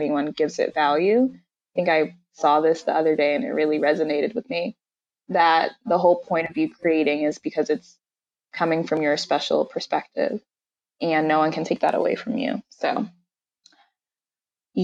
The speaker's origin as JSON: {"language": "English", "country": "Nigeria", "said": "I'm Nigerian"}